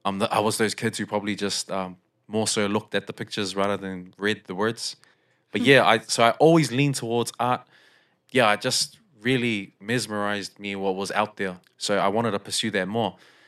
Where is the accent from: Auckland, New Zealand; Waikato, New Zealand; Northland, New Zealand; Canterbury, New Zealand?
Auckland, New Zealand; South Auckland; also born or lived in Fiji; So I wasn't born in South Auckland, but I basically was moved from Fiji to South Auckland.